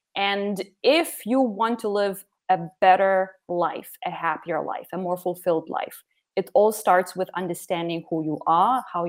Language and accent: English; Lithuania; born there; So I was born in 1989 in Soviet Union. And 1 month later, the Berlin Wall fell, and basically Soviet Union started collapsing. And Lithuania became independent about 4 or 5 months after I was born.